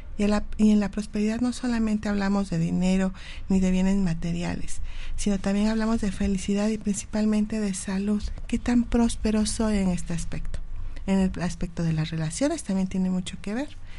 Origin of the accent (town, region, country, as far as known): Mexico